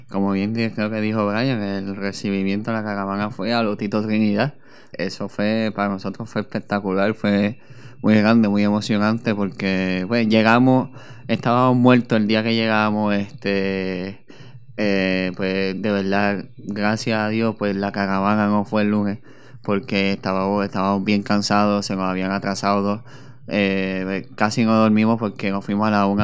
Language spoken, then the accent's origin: Spanish; Puerto Rico; que la gente se disfrutara eh, eh, que somos puertorriqueños.